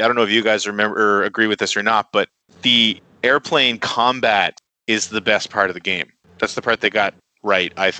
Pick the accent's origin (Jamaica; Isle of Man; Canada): Canada; as a Canadian